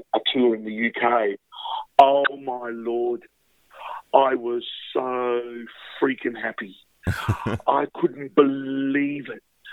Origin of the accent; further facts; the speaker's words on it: Adelaide, South Australia, Australia; I'm from Adelaide